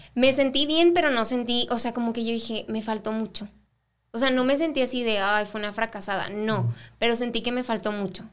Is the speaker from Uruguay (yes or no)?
no; El Paso, Texas, United States; also born or lived in Ciudad Juárez, Mexico; yo nací aquí en El Paso